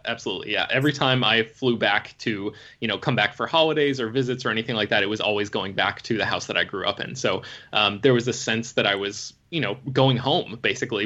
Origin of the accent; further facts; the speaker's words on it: Florida, United States; moved away; I grew up in Florida